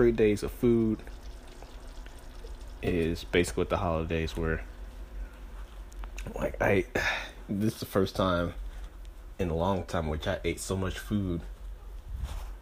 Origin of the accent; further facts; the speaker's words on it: Greenville, Mississippi, United States; moved away; my hometown, Greenville, Mississippi.